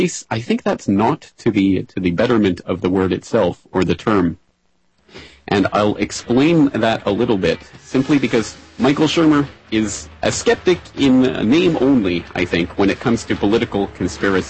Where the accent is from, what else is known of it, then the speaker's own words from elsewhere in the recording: Calgary, Alberta, Canada; Calgary, Alberta, Canada, my hometown